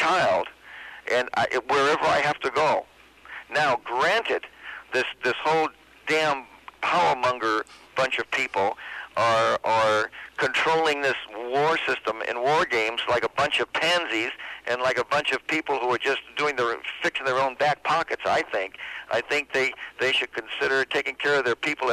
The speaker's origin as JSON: {"language": "English", "town": "Boston", "region": "Massachusetts", "country": "United States", "tie": "born or raised there", "moved": "yes", "lives_now": "Los Angeles, United States", "said": "I was born in Boston, Massachusetts"}